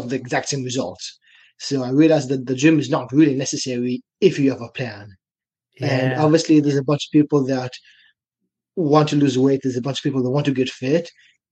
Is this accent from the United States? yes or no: no; China; moved away as an adult; also born or lived in Israel; now in Canada; as you can probably hear from my accent, I'm from Israel. When I was six, my family and I, we moved to China. I grew up there.